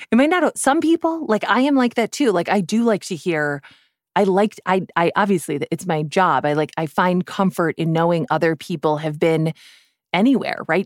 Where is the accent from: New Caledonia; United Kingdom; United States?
United States; Midwest; I'm from the Midwest